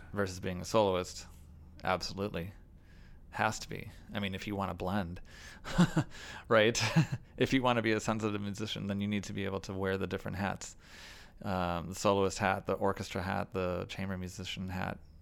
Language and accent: English; Chicago, Illinois, United States; I was playing with my hometown orchestra